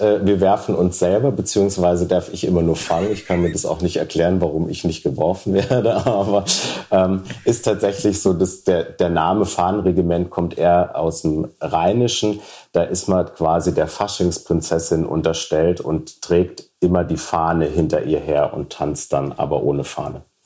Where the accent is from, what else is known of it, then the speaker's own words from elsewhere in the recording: Idar-Oberstein, Rhineland-Palatinate, Germany; moved away as an adult; also born or lived in Munich; in Ida Oberstein, wo ich geboren bin und aufgewachsen bin